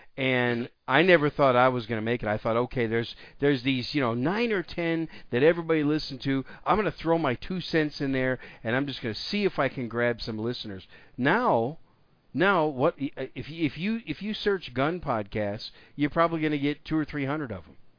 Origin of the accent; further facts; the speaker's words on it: Wisconsin, United States; My home state of Wisconsin